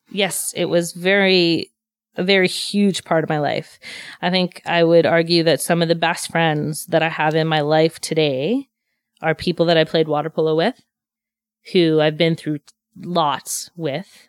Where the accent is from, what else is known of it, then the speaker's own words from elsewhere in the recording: Montreal, Quebec, Canada; moved away as an adult; also born or lived in Pointe-Claire / Vancouver; I grew up in the West Island